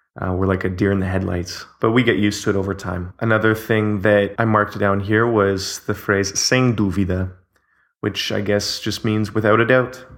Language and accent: English; Canada; now in Portugal; I'm Canadian